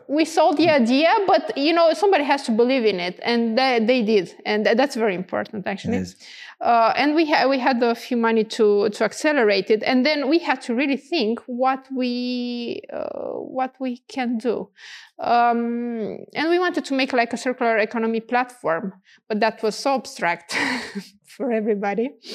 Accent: Romania; also born or lived in Canada; when I went back in Romania

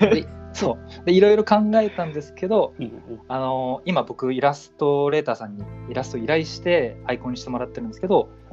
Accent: Niigata, Japan; moved away as an adult; now in Tokyo, Japan; あの出身が新潟なんですけど

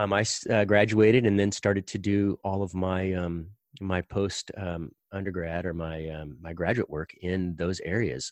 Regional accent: Indiana, United States; I grew up in the Midwest. I grew up in Indiana.

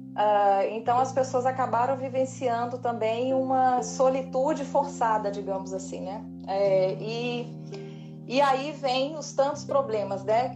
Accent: Montes Claros, Minas Gerais, Brazil; moved away as an adult; now in Belo Horizonte, Brazil; me dá uma saudadezinha lá de Montes Claros, minha terra

